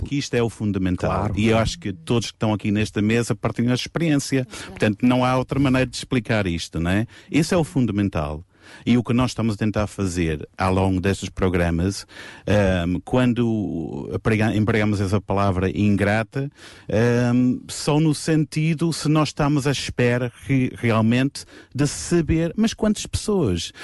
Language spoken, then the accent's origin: Portuguese; England, United Kingdom; moved away; eu, como inglês, estar aqui sentado